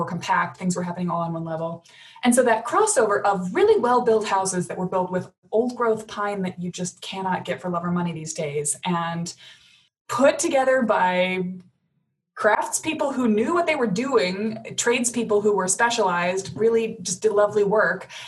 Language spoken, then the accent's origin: English; Madison, Wisconsin, United States; also born or lived in Chicago; I was going to move back to my family hometown, Madison.